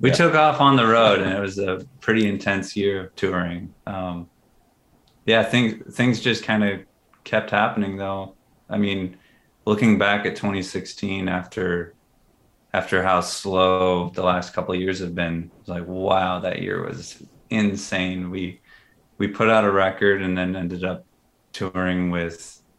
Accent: Minneapolis, Minnesota, United States; growing up in Minneapolis

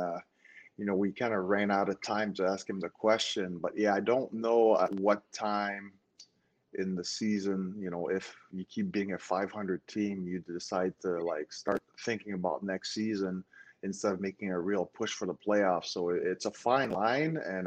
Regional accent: Montreal, Quebec, Canada; moved away; was born and raised in Montreal, Canada

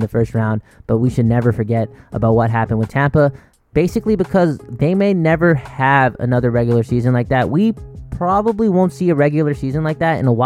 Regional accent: Burnaby, British Columbia, Canada; I was born in Burnaby Hospital

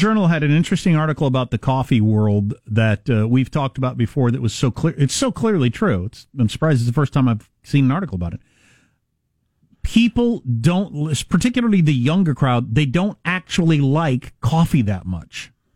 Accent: Kansas, United States; moved away; I took her to Kansas to see all where I'm from, my hometown, where I went to high school

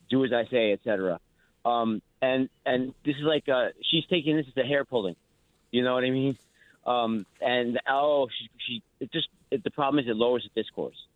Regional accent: New York City, New York, United States; You know, I'm a Democrat myself. I'm a Hispanic Democrat. I'm a New Yorker

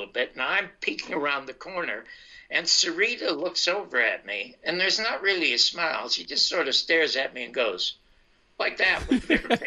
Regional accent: Canada; moved away as an adult; now in United States; I'm from Canada, and I've come to the United States.

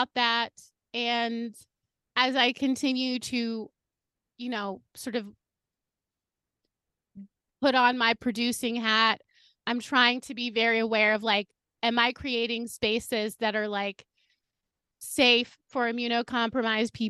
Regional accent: New York City, New York, United States; as a New Yorker

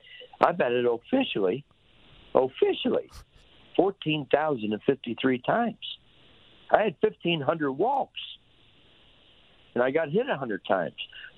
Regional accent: Cincinnati, Ohio, United States; moved away as an adult; also born or lived in Philadelphia / Montreal; when I was a kid growing up in Cincinnati going to Reds games

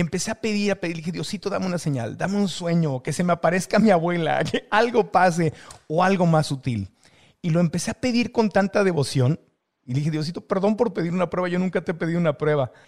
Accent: Tijuana, Baja California, Mexico; moved away; also born or lived in San Diego, California; mi tierra, a, a, la frontera Tijuana, San Diego, México, Estados Unidos, que es de donde soy

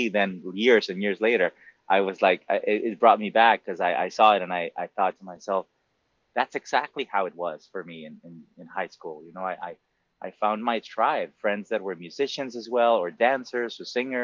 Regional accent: Monterrey, Nuevo León, Mexico; English is a second language; moved away as an adult; also born or lived in New York; now in United States; I did grow up in Mexico, I grew up in a very Americanized city of Mexico mm-hmm. called Monterrey.

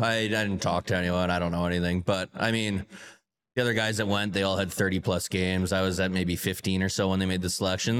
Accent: Calgary, Alberta, Canada; moved away; Calgary's my hometown

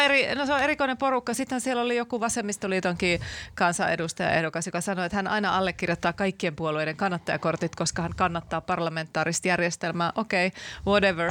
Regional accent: Laukaa, Central Finland, Finland; olen sieltä Laukaasta kotoisin

